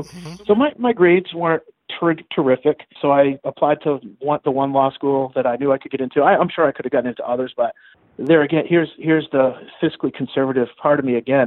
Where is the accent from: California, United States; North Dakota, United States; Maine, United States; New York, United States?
Maine, United States; Augusta; moved away as an adult; also born or lived in Florida; now in Brandon, United States; I grew up in Maine, so I, I lived in uh, Augusta, Maine, graduated from high school there